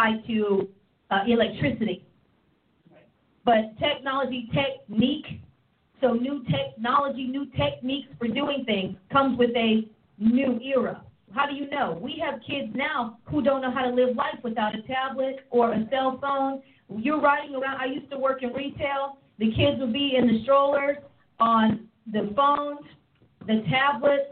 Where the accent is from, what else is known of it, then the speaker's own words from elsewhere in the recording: East Coast, Pennsylvania, United States; moved away; also born or lived in Oklahoma; When I grew up on the East Coast, central air was a privilege in your home. And then I moved to Oklahoma